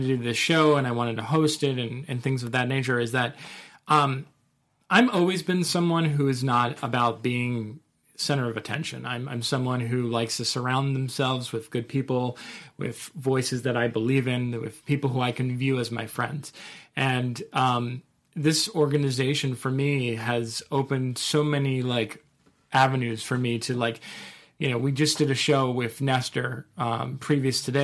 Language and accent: English; New Jersey, United States; moved away; I grew up in New Jersey in a very middle class area